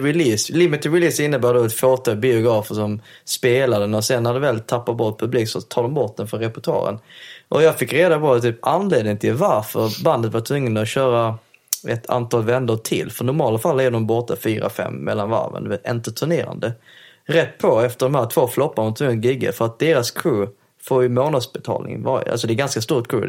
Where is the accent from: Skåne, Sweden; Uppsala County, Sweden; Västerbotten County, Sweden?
Skåne, Sweden; Helsingborg; jag förstår danska eftersom jag är från Helsingborg